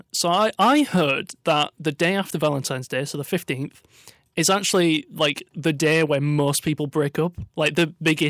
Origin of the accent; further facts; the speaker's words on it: Yorkshire and the Humber, United Kingdom; As a Yorkshireman, I appreciate the language.